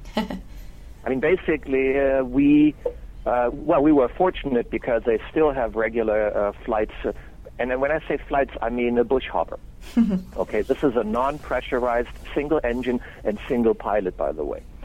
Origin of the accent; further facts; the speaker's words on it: Germany; moved away as an adult; now in Canada; am actually German born and raised